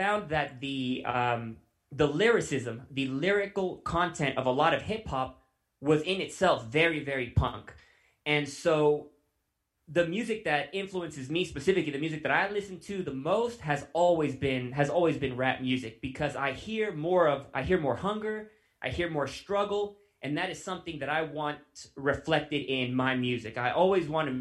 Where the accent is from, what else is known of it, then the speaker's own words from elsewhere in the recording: Vacaville, California, United States; moved away as an adult; now in Colorado, United States; we are from Vacaville, California